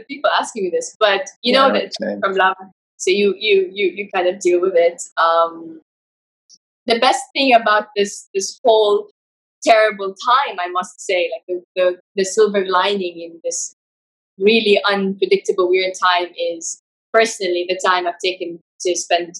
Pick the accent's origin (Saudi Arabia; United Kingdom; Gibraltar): Saudi Arabia; moved away as an adult; now in Dubai, United Arab Emirates; So I'm in my parents' house in Saudi Arabia, my hometown. I usually live in Dubai